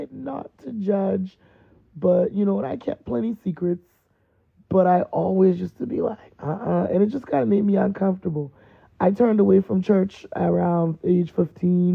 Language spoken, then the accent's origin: English; East Coast, United States; moved away; I was raised on the East Coast